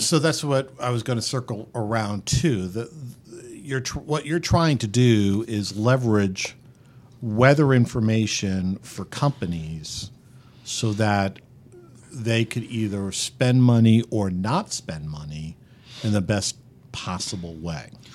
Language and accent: English; around the New York City area, United States; And I grew up just around the New York City area